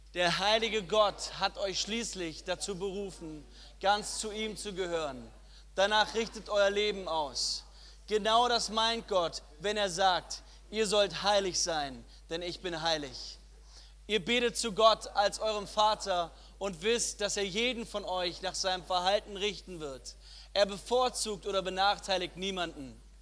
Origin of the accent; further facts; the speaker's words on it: Ulm, Baden-Württemberg, Germany; ich komme aus Ulm